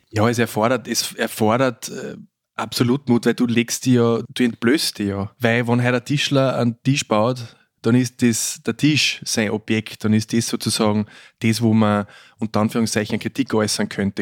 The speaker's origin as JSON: {"language": "German", "country": "Austria", "also_born_or_lived": "Vienna", "said": "Als Österreicher in Deutschland im zweiten Filmberufsjahr"}